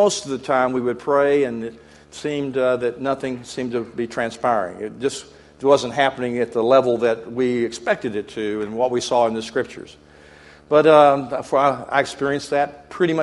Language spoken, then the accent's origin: English; Texas, United States; I come from God's country, Texas